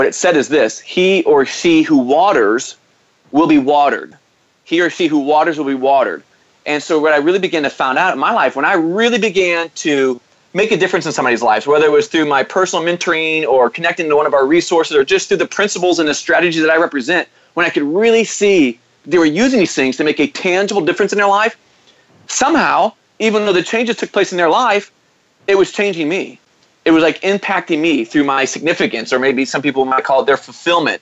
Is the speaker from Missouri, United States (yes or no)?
yes; St. Louis, Missouri, United States; I grew up in St. Louis, Missouri, in the Midwest